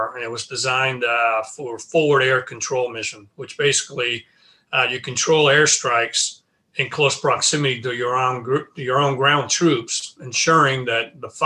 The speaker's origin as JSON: {"language": "English", "town": "Tracy", "region": "California", "country": "United States", "tie": "born or raised there", "said": "I grew up in the Central Valley of California, about 80 miles east of the San Francisco Bay Area, a small town, Tracy, California."}